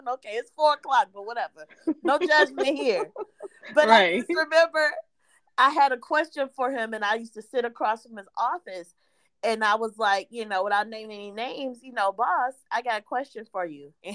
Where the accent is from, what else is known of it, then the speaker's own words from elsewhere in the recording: Detroit, Michigan, United States; moved away as an adult; also born or lived in Seattle / California; now in Texas, United States; growing up in Michigan